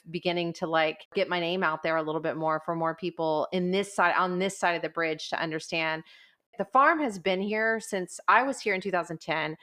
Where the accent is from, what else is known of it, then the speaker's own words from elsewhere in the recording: Portland, Texas, United States; I grew up in Portland. I graduated from high school at Gregory Portland